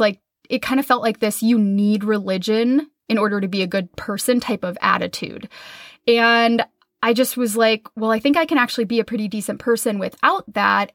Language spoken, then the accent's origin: English; Minnesota, United States; I grew up in Minnesota in the Midwest